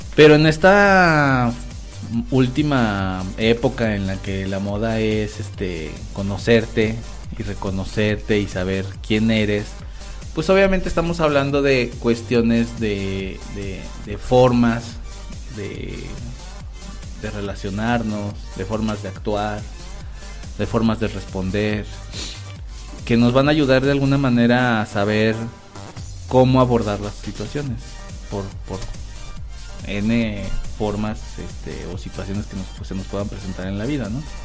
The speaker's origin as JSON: {"language": "Spanish", "region": "Guanajuato", "country": "Mexico", "said": "en Guanajuato tenemos una zona"}